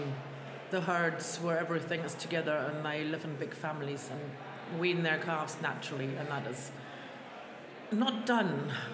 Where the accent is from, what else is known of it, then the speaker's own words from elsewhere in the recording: Germany; also born or lived in Salisbury Plain, Wiltshire; now in Wiltshire, United Kingdom; I'm originally from Germany, but that's a long time ago